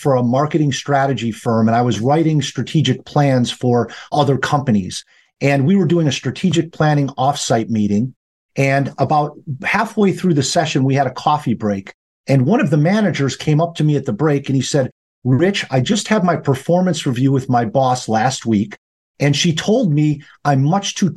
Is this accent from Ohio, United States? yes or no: no; just outside Chicago, Illinois, United States; I'm a Midwesterner by trade, so I grew up just outside Chicago in Illinois. And I have lived here all of my life